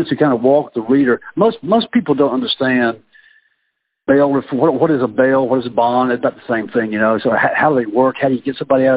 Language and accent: English; Mississippi, United States; now in Virginia, United States; my home state of Mississippi